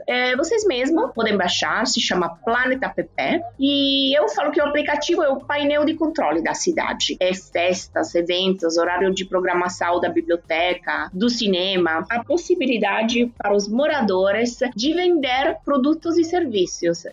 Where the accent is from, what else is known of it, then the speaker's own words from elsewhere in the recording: Turin, Piedmont, Italy; Portuguese is a second language; moved away as an adult; now in Ceará, Brazil; Eu sou de Turim, como você falou, na Itália, e trabalhei sempre no mercado imobiliário. E oito anos atrás me mudei aqui para o Brasil